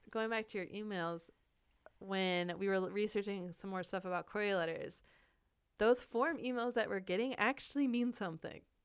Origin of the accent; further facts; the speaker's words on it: Florida, United States; moved away as an adult; now in Seattle, United States; we're from Florida